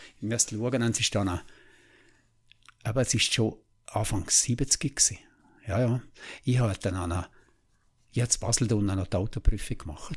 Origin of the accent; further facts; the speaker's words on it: Liechtenstein; ich bin im Wangerberg draußen aufgewachsen